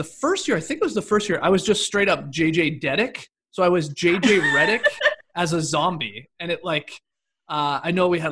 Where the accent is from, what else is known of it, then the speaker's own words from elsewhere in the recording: Stratford, Ontario, Canada; moved away as an adult; now in United States; I'm obviously from Canada. I'm from Stratford specifically.